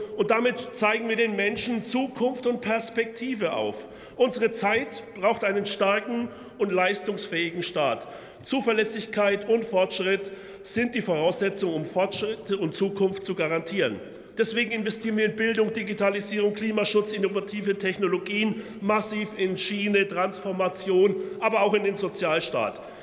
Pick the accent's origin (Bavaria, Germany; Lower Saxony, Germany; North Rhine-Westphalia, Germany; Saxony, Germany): Bavaria, Germany; Franconia; ich komme ja aus Franken